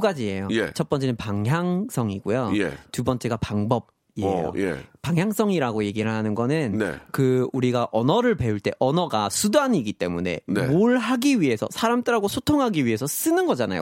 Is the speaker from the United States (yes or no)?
yes; Vermont, United States; Korean is a second language; moved away as an adult; 저는 고향이 거기 이제 미국 동북부에 네. 버몬트라는 주가 있어요. 버몬트